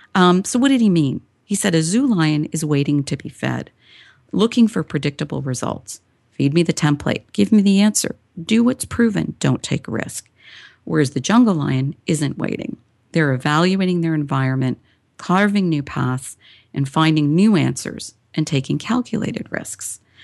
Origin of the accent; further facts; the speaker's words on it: Toronto, Ontario, Canada; I was born and raised in Toronto, Canada.